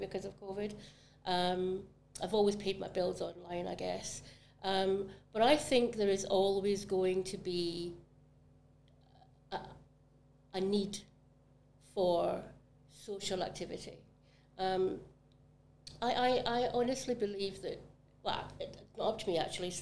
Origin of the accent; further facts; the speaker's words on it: Glasgow, Scotland, United Kingdom; now in Barbados; Glasgow was my city in Scotland, that was my local city